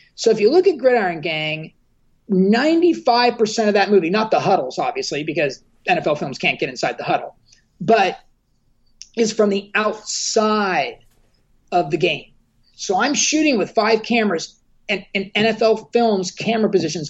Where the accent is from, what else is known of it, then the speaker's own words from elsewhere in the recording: Southern California, United States; I grew up here in Southern California